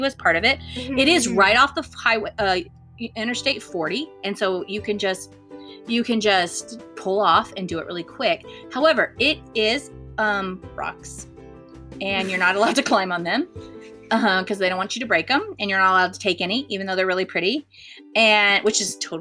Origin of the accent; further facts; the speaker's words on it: Southwest, United States; I grew up in the Southwest